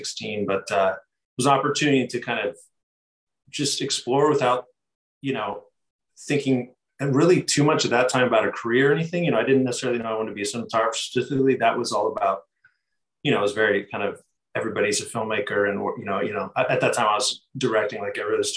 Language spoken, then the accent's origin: English; San Diego, California, United States; I'm from San Diego, California, so not too far away from where we are now